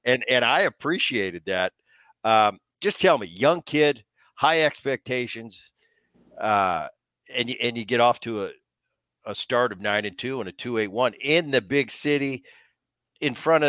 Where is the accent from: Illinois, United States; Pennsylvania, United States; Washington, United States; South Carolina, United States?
Pennsylvania, United States; Philadelphia; because I grew up in Philly.